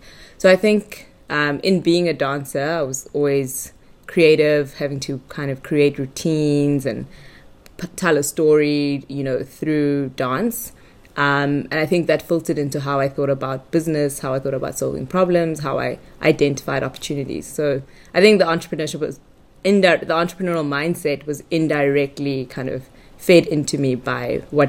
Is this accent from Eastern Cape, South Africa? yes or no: no; Johannesburg, Gauteng, South Africa; born there; also born or lived in Durban; So I was born in Johannesburg. My parents were still students at the time, postgrad students at Wits University.